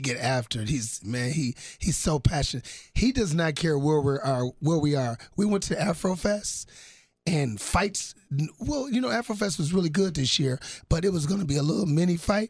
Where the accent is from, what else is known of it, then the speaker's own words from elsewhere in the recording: Milwaukee, Wisconsin, United States; I'm from Milwaukee